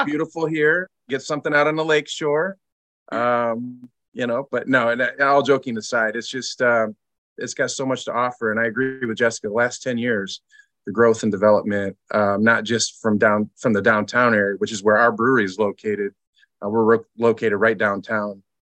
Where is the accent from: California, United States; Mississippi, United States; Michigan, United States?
Michigan, United States; Lansing; now in Grand Rapids, United States; I grew up in Lansing